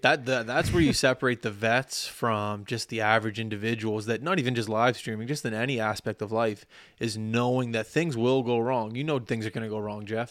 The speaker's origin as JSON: {"language": "English", "country": "Canada"}